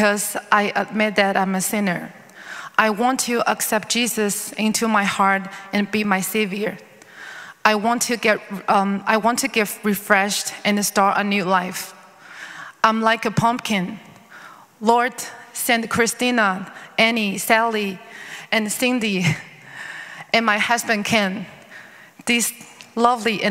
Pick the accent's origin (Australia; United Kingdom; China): China; moved away as an adult; also born or lived in Bridgeport, Connecticut; now in Los Angeles, United States; I was born in China, a Buddhist country. However, I was raised in an atheist family